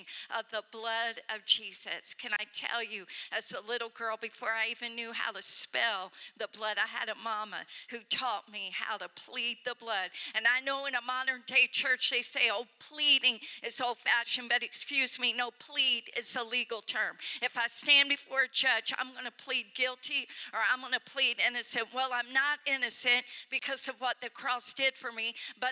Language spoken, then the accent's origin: English; Ohio, United States; I come from Ohio. I come from the state where our motto is, with God, all things are possible.